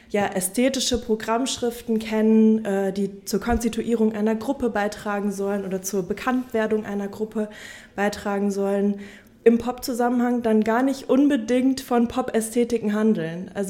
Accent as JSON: {"language": "German", "town": "Münster", "region": "North Rhine-Westphalia", "country": "Germany", "said": "ich komme aus Münster"}